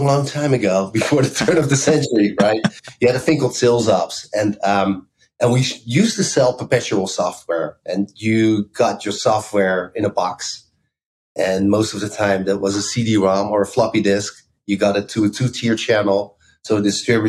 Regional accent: Amsterdam, North Holland, Netherlands; moved away as an adult; also born or lived in Bay Area, United States; now in United States; I grew up in Amsterdam, so I'm Dutch

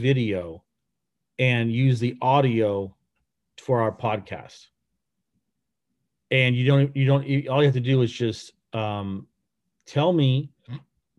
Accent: United States; I'm American

